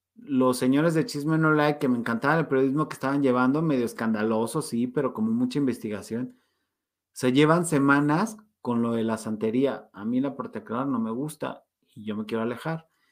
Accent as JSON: {"language": "Spanish", "country": "Mexico", "said": "como somos los mexicanos, bien chambeadores"}